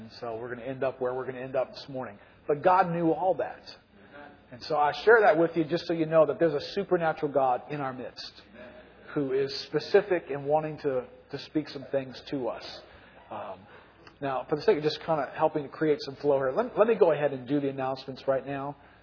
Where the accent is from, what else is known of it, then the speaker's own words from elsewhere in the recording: New Orleans, Louisiana, United States; I grew up here in New Orleans